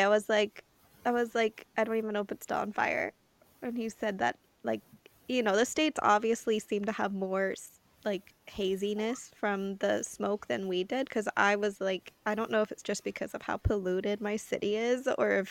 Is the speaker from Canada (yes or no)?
yes; Canada; me as the Canadian